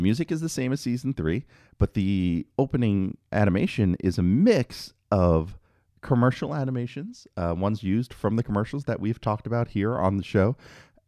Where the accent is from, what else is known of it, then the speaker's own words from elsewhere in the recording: New York City, New York, United States; where I grew up in New York City